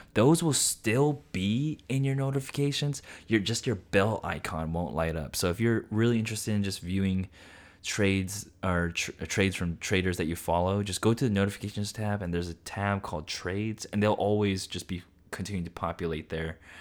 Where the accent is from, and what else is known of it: Central Coast, California, United States; born or raised there